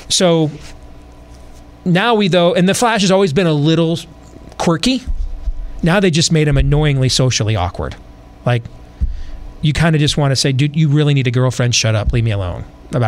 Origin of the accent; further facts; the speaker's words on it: United States; for Americans, you know, we're not as steeped in legacy culture